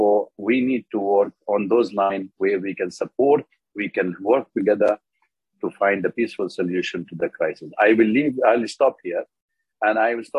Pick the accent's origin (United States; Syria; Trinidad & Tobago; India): Syria; I am from Syria.